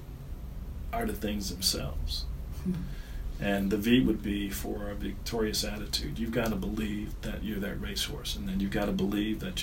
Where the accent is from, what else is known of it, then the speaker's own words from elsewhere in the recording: Detroit, Michigan, United States; moved away as an adult; also born or lived in Northern Ohio / Atlanta; I grew up in Detroit